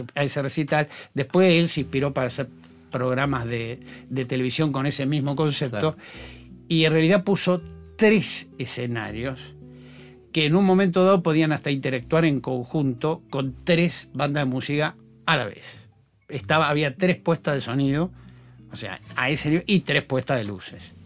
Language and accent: Spanish; Buenos Aires, Argentina; yo soy esencialmente porteño